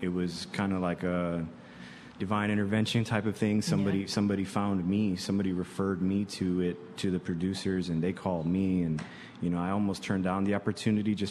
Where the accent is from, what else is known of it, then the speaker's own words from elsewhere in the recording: Chicago, Illinois, United States; I grew up on the South and the West Side